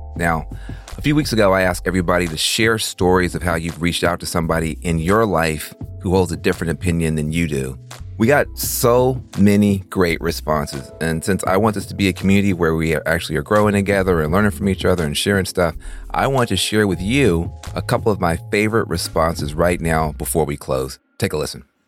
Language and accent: English; the South, United States; I grew up in the in the South